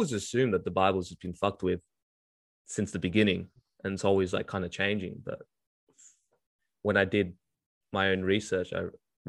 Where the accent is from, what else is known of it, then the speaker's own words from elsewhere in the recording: Melbourne, Victoria, Australia; Because I grew up in Australia, so we, dude, especially in Melbourne, it's